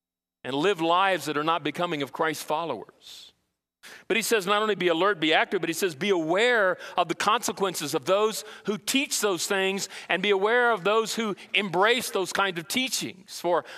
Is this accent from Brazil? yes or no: yes; Brazil; Remember when I was growing up in Brazil, we had what we call a real marketplace